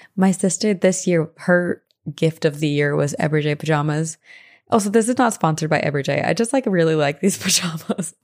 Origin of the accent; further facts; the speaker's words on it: East Coast, United States; as a teenager growing up on the East Coast